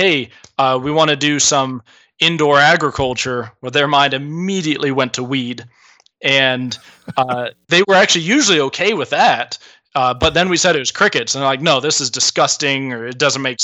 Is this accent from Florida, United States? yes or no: no; Southern California, United States; moved away as an adult; also born or lived in Michigan / Great Falls, Montana; I'm from Southern California